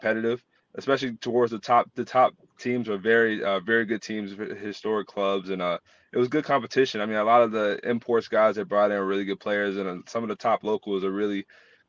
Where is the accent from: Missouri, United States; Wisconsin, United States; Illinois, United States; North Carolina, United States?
North Carolina, United States; moved away as an adult; also born or lived in Texas; I'm from North Carolina, the state that is where Wake Forest is.